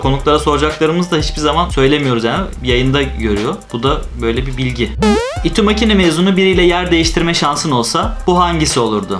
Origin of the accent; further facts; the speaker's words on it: Ankara, Turkey; moved away as an adult; also born or lived in Istanbul; Liseyi orada okuduğum için ve doğma büyüme Ankaralı olduğum için.